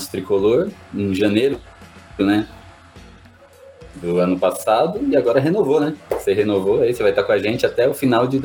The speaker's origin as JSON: {"language": "Portuguese", "town": "Santo André", "region": "São Paulo", "country": "Brazil", "said": "eu sou de Santo André."}